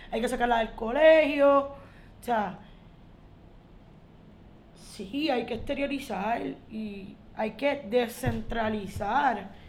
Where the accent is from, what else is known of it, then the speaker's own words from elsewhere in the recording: Caguas, Puerto Rico; yo vengo de Caguas, no es como que yo estoy alejada y enajenada completamente de la metro.